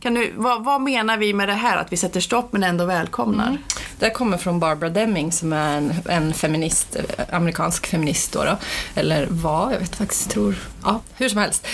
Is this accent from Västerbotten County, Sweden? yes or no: yes; Umeå, Västerbotten County, Sweden; jag kommer från Umeå och kvinnorörelsen var väldigt stark när jag växte upp